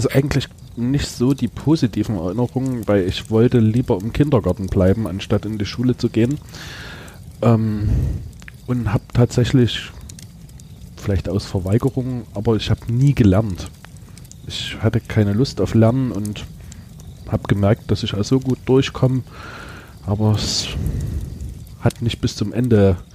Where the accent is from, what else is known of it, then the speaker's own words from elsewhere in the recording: Talheim, Saxony, Germany; also born or lived in Gornsdorf; war geprägt durch einen Umzug. Wir sind aus Talheim weggezogen, zwar nur über einen Berg, aber da war mein ganzer Freundeskreis weg.